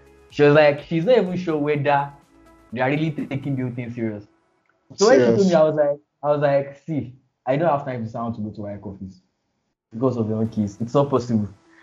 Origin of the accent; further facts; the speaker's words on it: Nigeria; I'm from Nigeria